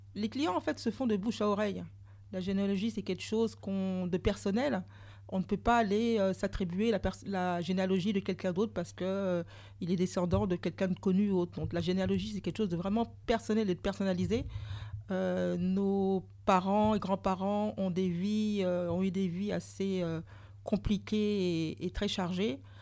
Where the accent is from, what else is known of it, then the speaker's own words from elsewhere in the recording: Martinique; also born or lived in Saint-Pierre, Martinique; je suis martiniquaise